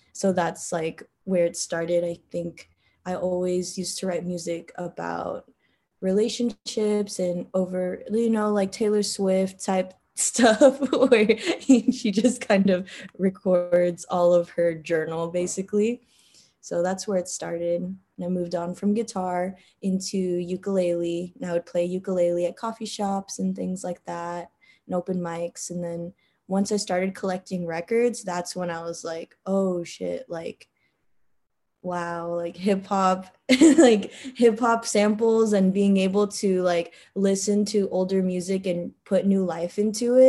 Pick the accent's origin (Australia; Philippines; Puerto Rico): Philippines; I'm Filipino